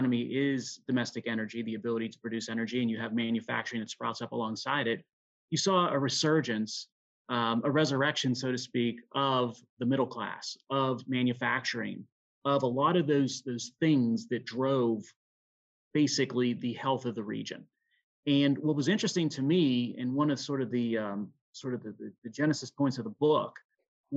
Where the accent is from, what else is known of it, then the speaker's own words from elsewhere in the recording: Pittsburgh, Pennsylvania, United States; growing up living in Western Pennsylvania